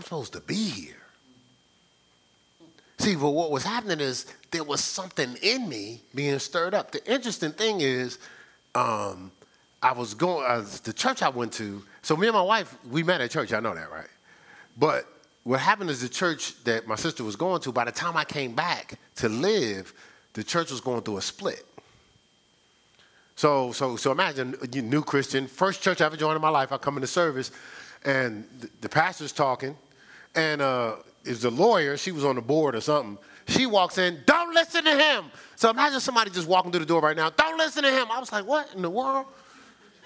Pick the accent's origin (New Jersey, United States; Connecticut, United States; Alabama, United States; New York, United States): New Jersey, United States; Newark; also born or lived in Ohio; now in Charlotte, United States; where I was raised in Newark